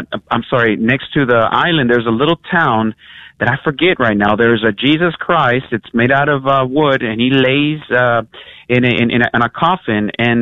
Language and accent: English; Michoacán, Mexico; moved away; I'm from Michoacán, Mexico.